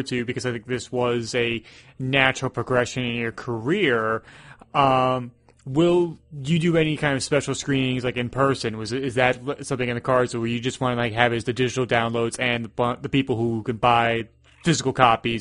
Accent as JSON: {"language": "English", "region": "New York", "country": "United States", "said": "as a New Yorker"}